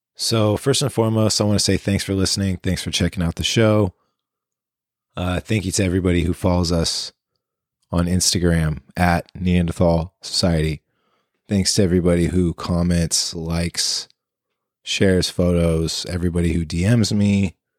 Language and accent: English; East Bay Area, California, United States; also born or lived in San Francisco, California; I was born in San Francisco, California, March 1982, and grew up in the East Bay Area, California